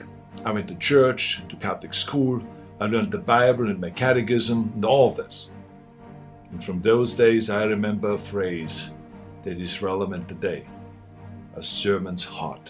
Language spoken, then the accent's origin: English; Austria; now in United States; I grew up in Austria.